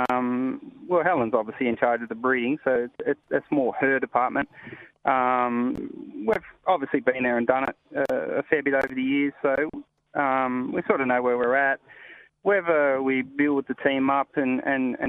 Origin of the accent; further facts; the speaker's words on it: Sydney, New South Wales, Australia; now in Perth, Australia; I grew up in New South Wales playing soccer out in the Western Districts